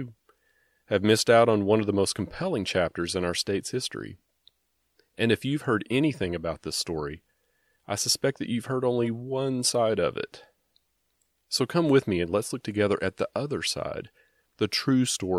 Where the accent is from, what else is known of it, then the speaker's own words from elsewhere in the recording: Texas, United States; I was a kid growing up in Texas